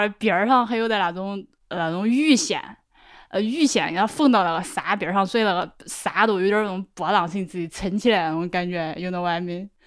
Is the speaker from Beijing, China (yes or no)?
no; Laohekou, Hubei, China; moved away as an adult; 我那个说的是老口人